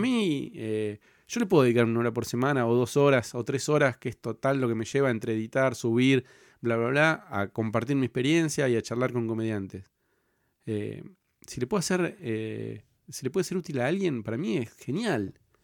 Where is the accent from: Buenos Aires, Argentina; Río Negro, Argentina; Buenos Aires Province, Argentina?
Río Negro, Argentina; Cipolletti; Yo soy de, de Río Negro, de Chipoletti